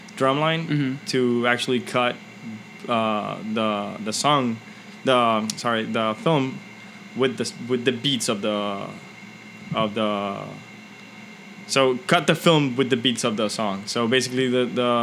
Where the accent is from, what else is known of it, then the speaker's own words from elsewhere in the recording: Dominican Republic; growing up in the Dominican Republic